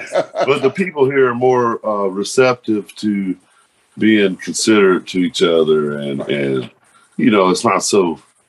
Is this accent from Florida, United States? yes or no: no; Fort Worth, Texas, United States; Both of us right here, born and bred on chicken fried steaks and illegal weed.